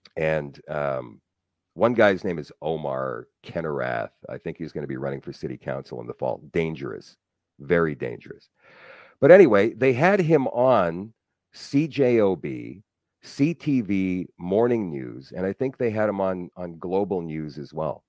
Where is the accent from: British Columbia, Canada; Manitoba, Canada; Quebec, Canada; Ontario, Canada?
Manitoba, Canada; Winnipeg; I was happy here in my hometown. I grew up in Transcona.